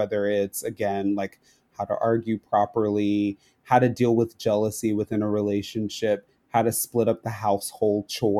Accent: Florida, United States; It was very jarring for us because, you know, we came from Florida

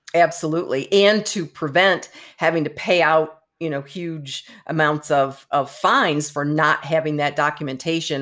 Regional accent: Michigan, United States; Michigan, for example, my home state

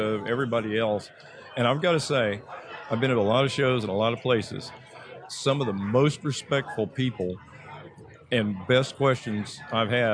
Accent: Oklahoma, United States; I'm from Oklahoma

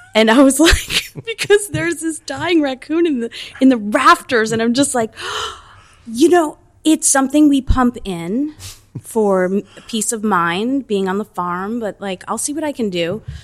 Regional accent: New Jersey, United States; also born or lived in Italy (ancestry) / New York; my backyard in New Jersey

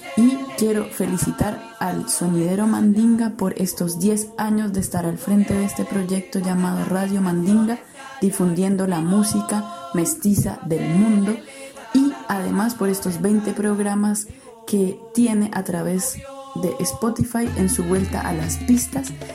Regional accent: Bogotá, Colombia; de Bogotá, Colombia, mi ciudad natal

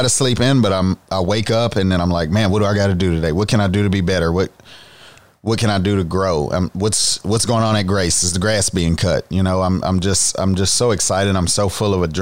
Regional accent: Baton Rouge, Louisiana, United States; I'm actually from Baton Rouge, Louisiana. So I really have a seafood background

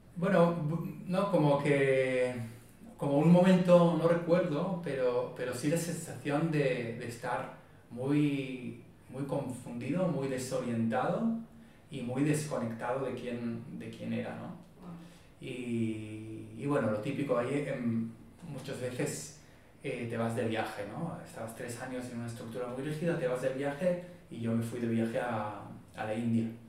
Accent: Israel; Spanish is a second language; moved away as an adult; now in Barcelona, Spain; yo soy de Israel, crecí en Israel

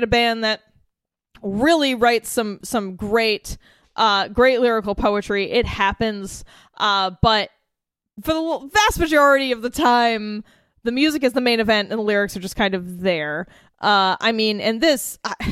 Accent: United States; my experience as being an American

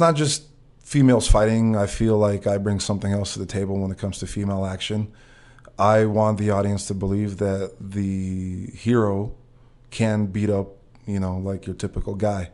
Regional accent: Russia; moved away

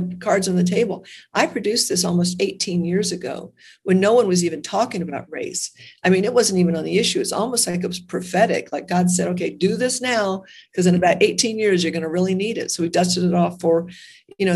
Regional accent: United States; I was born in America.

